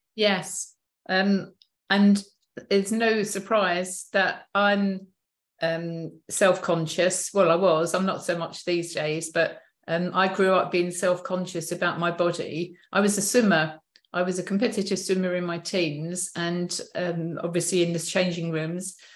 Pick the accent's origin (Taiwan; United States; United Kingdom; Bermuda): United Kingdom; Chesterfield, East Midlands; I was born in Chesterfield, which is kind of middle middle upper um, area